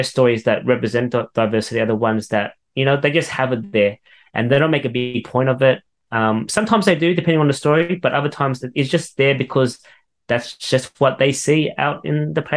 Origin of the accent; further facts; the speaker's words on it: Sydney, New South Wales, Australia; I grew up in Western Sydney